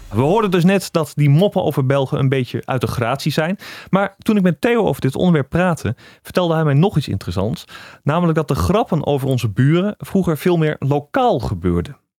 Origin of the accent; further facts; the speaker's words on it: Netherlands; wij als Nederlanders